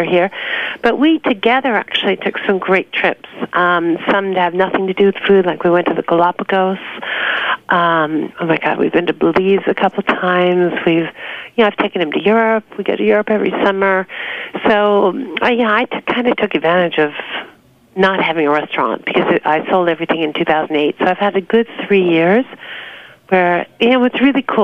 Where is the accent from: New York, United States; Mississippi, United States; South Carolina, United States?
New York, United States; also born or lived in Long Island; I was born and raised in New York